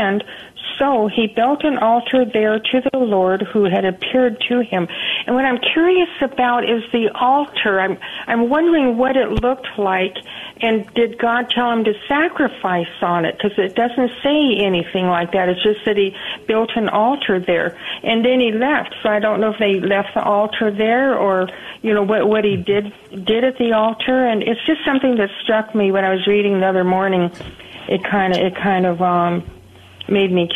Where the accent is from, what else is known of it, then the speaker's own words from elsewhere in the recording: Los Angeles, California, United States; now in San Antonio, United States; I grew up in Venice Beach and Topanga Canyon